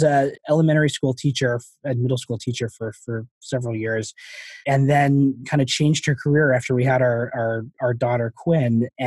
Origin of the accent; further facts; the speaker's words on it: Long Island, New York, United States; moved away as an adult; also born or lived in Houston, Texas / Boston, Massachusetts; now in Massachusetts, United States; I grew up on Long Island